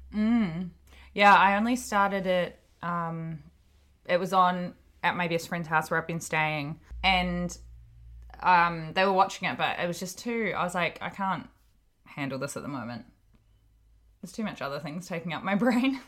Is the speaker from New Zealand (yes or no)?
yes; Hawke's Bay, New Zealand; also born or lived in Auckland, New Zealand; I'm from Hawke's Bay in New Zealand.